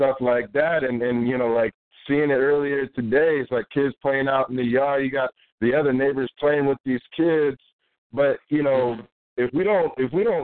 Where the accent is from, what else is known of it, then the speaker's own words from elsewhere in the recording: SeaTac, Washington, United States; also born or lived in Kent, Washington; I moved to SeaTac